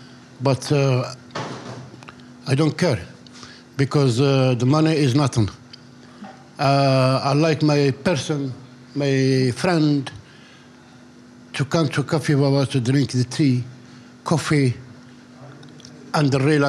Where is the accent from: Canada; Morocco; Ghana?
Morocco; Tangier, Tanger-Tetouan-Al Hoceima; born or raised there